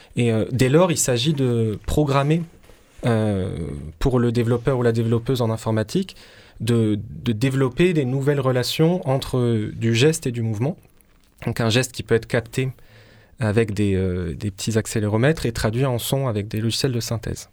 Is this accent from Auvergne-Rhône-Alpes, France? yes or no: no; Marseille, Provence-Alpes-Côte d'Azur, France; je suis né à Marseille, je suis, je suis d'ici.